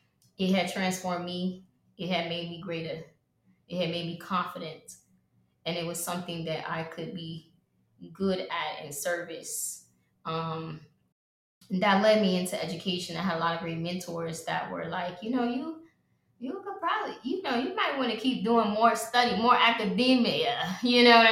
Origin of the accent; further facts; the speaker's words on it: Atlanta, Georgia, United States; I am from Atlanta, Georgia